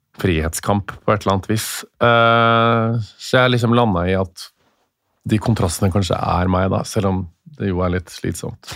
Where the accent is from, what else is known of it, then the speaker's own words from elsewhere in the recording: Stjørdal, Trøndelag, Norway; moved away; vi kommer fra Stjørdal